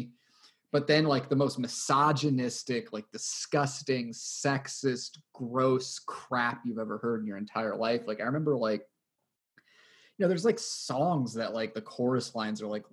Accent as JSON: {"language": "English", "town": "Phoenix", "region": "Arizona", "country": "United States", "tie": "born or raised there", "said": "I was growing up in Phoenix"}